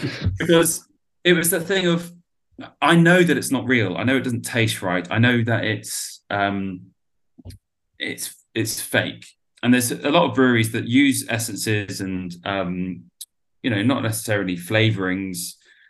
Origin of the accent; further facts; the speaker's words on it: Exeter, South West England, United Kingdom; which is in Exeter, which is where I'm from.